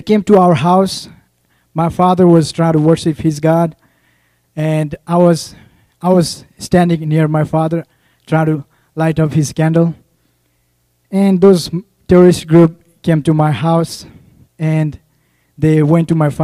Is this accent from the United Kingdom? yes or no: no; Nepal; moved away as an adult; I'm from Nepal.